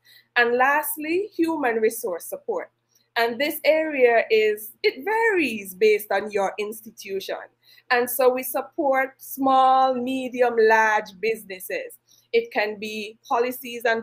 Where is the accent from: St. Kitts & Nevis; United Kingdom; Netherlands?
St. Kitts & Nevis; I am from the Federation of St. Kitts and Nevis